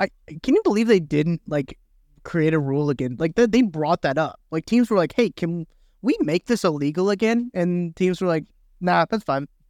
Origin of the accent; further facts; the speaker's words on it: Missouri, United States; I've grown up in Missouri. I've lived in, in Missouri my whole life